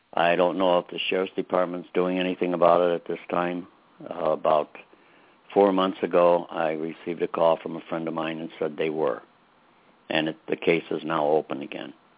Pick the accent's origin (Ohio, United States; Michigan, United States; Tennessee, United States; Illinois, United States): Illinois, United States; Chicago; I was raised in Brighton Park